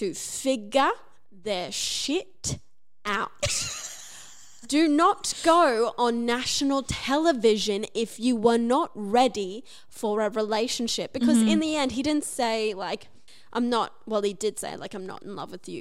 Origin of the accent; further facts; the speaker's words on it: Cairns, Queensland, Australia; moved away; I come from Cairns, which isn't a small